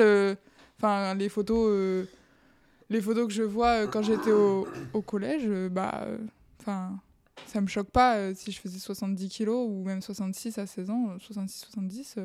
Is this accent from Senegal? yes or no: no; Bayonne, Nouvelle-Aquitaine, France; moved away as an adult; now in Paris, France; Je viens du sud-ouest. Je suis de Bayonne à la base